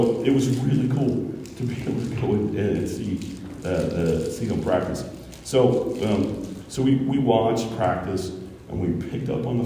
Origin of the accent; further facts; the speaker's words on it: Kentucky, United States; moved away; also born or lived in Ohio; I'm from Ohio, I actually grew up in the state of Kentucky